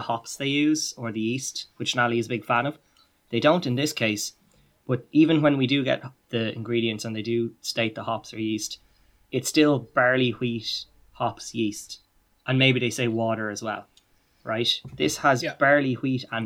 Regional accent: Ireland; being a fellow Irish person

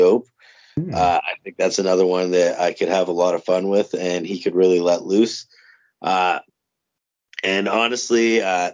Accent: Windsor, Ontario, Canada; I grew up in Windsor, Ontario.

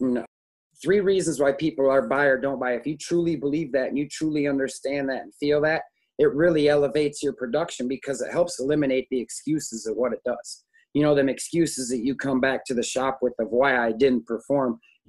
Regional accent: Saginaw, Michigan, United States; 19 years old, I'm a graduate from high school. I come home to Saginaw from California, and I'm staying with my dad for the summer

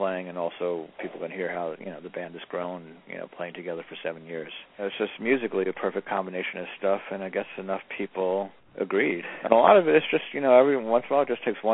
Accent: New York City, New York, United States; I grew up in Jackson Heights, Queens

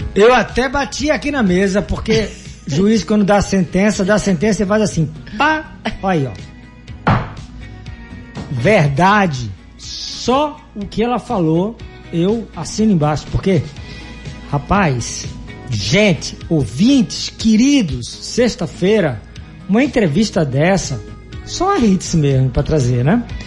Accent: Northeast Brazil, Brazil; aqui no estado de Pernambuco, eu sou nordestino

